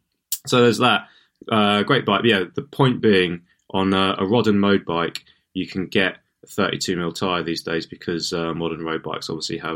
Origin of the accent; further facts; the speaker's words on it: Portsmouth, South East England, United Kingdom; moved away; Portsmouth is actually an island. Portsea Island, little known fact. But that's my hometown.